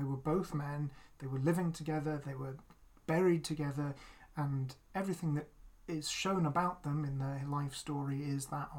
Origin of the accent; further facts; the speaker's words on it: United Kingdom; So we're both queer, and we're both white and we're both British.